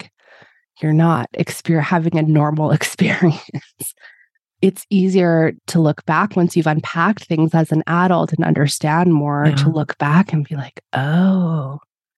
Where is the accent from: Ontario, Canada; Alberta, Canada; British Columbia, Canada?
Alberta, Canada; Edmonton; I was born in Edmonton and was here for school